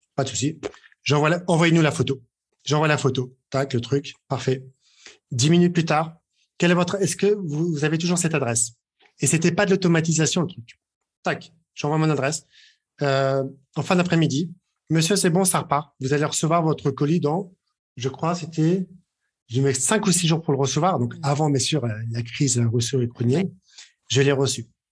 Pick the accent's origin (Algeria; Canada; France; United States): France; on est français